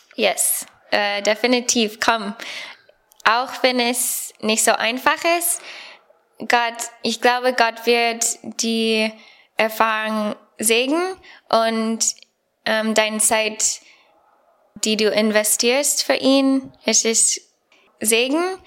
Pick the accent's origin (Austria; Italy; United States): United States; German is a second language; moved away as an adult; now in Germany; ich komme aus Amerika